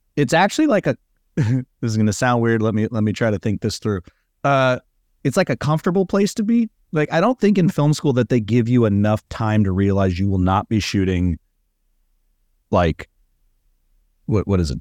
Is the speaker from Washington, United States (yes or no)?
no; California, United States; also born or lived in Arizona; I'm from California